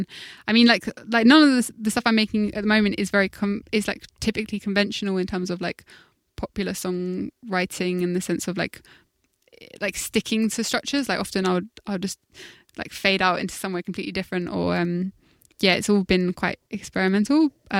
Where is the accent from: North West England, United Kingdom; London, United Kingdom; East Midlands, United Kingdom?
London, United Kingdom; I think when I grew up in South London, we didn't have a tube